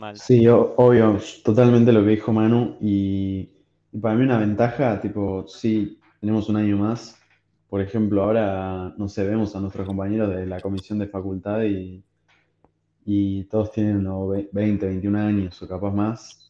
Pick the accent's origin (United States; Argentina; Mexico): Argentina; somos tipo país de Sudamérica, que somos un país, no sé, que puedo decir que es tercermundista